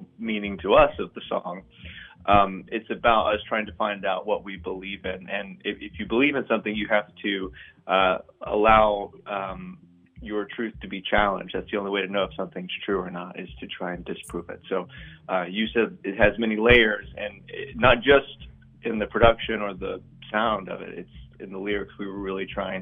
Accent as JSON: {"language": "English", "town": "Muscle Shoals", "region": "Alabama", "country": "United States", "tie": "born or raised there", "moved": "as an adult", "said": "moving back and finding a home, you know, in my hometown."}